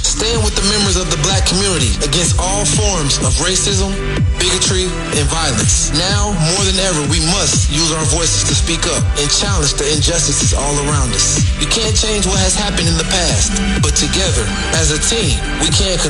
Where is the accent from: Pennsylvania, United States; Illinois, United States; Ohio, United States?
Ohio, United States; Dayton; Growing up in Dayton